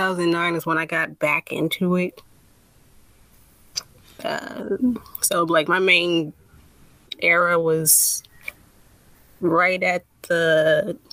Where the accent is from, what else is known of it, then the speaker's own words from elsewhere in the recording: Cleveland, Ohio, United States; Born and raised in Cleveland, Ohio